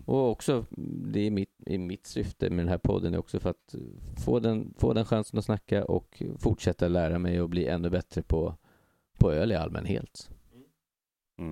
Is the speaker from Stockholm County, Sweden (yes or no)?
yes; Stockholm, Stockholm County, Sweden; also born or lived in Västertorp; jag är ju också då en kille från eh, Hägersten